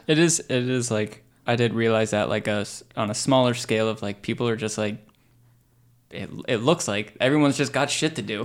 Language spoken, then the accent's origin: English; Pickering, Ontario, Canada; growing up in Pickering